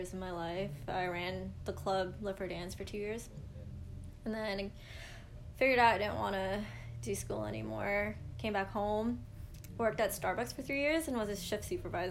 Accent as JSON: {"language": "English", "town": "Mississauga", "region": "Ontario", "country": "Canada", "tie": "born or raised there", "also_born_or_lived": "St. Catharines", "said": "I'm born and raised in Mississauga."}